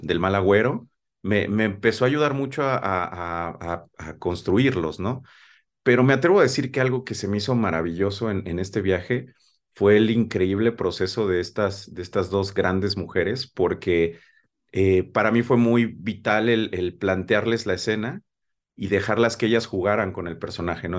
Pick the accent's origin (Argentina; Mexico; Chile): Mexico; nuestra manera de hablar como mexicanos